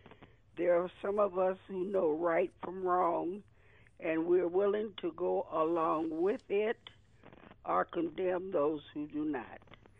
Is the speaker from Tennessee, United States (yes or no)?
yes; Tennessee, United States; moved away; when I was growing up in Tennessee, being an Afro-American